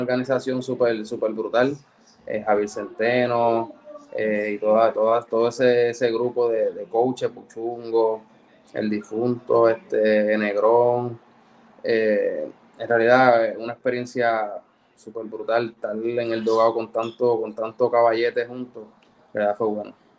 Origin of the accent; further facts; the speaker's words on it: Ponce, Puerto Rico; moved away as an adult; also born or lived in Guaynabo / United States; soy nacido y criado en Ponce